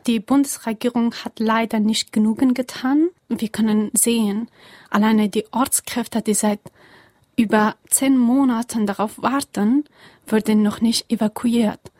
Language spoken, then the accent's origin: German; Kabul, Afghanistan; German is a second language; moved away as an adult; now in Germany; ich bin in Kabul geboren und aufgewachsen